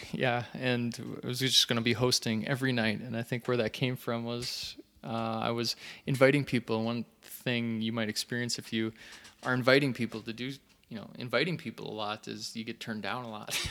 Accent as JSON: {"language": "English", "town": "St. Cloud", "region": "Minnesota", "country": "United States", "tie": "born or raised there", "said": "Saint Cloud, Minnesota"}